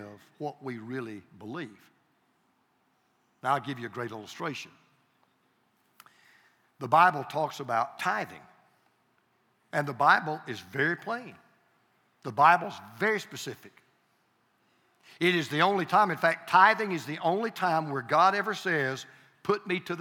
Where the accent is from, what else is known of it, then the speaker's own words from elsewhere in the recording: Deep South, United States; I'm from the Deep South. I prefer reckon